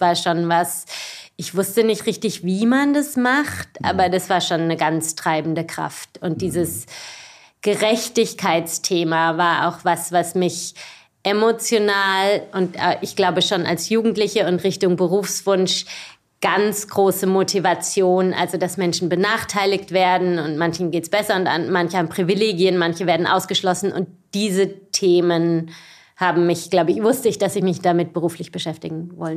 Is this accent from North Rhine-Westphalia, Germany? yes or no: no; Baden-Baden, Baden-Württemberg, Germany; also born or lived in Freiburg; Ich bin geboren in Süddeutschland, geboren in Freiburg, aber aufgewachsen in Baden-Baden